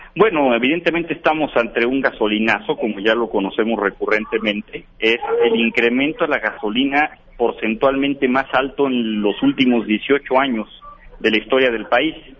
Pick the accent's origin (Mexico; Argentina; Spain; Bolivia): Mexico